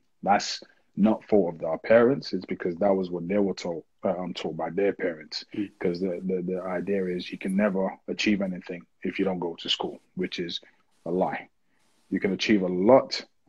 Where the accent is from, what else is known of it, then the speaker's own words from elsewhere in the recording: Niger; I remember growing up in Niger, my mom used to make like a massive bowl of it